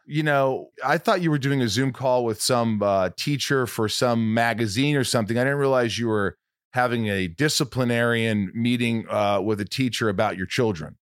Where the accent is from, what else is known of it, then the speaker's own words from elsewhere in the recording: Southern Indiana, United States; I grew up in Southern Indiana.